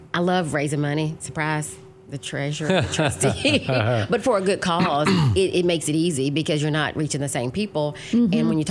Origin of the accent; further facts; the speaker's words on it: Brownsville, Tennessee, United States; Brownsville, Tennessee.